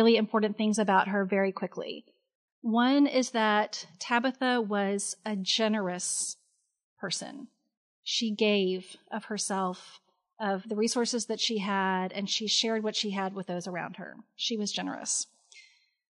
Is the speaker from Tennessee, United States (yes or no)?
yes; Memphis, Tennessee, United States; I'm born and bred in Memphis